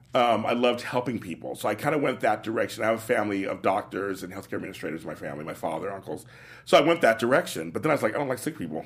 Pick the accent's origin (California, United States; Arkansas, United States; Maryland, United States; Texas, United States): California, United States; Los Angeles; also born or lived in New York / Midwest; growing up in Los Angeles, part-time in New York, Midwest